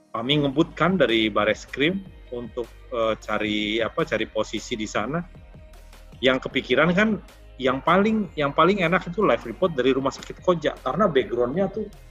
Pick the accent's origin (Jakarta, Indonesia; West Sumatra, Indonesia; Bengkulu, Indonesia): Jakarta, Indonesia; aku ini lahir di Tanjung Priuk